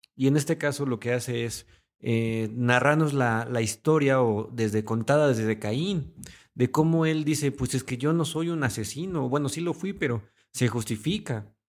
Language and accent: Spanish; Mexico; nosotros somos de México